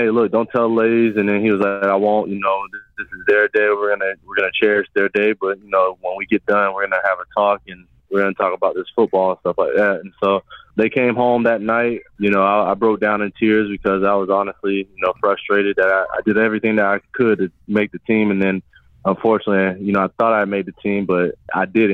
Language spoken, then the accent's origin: English; New Smyrna Beach, Florida, United States; I grew up in New Smyrna Beach, Florida